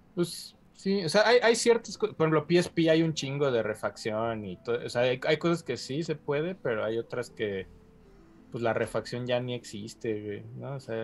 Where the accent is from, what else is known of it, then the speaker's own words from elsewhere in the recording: Mexico; yo como mexicano